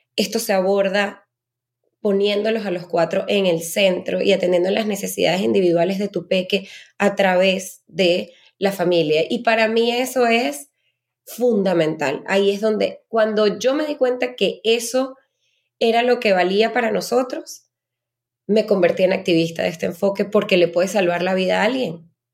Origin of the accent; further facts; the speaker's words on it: Venezuela; yo soy eh, venezolana